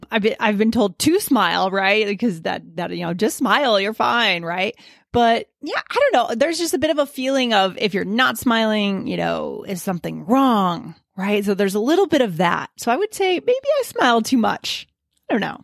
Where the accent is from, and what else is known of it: Keene, New Hampshire, United States; born or raised there